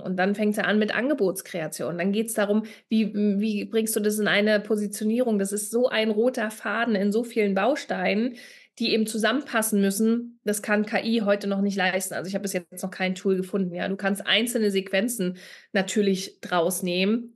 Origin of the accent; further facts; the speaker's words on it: Berlin, Germany; Ich komme ja aus Berlin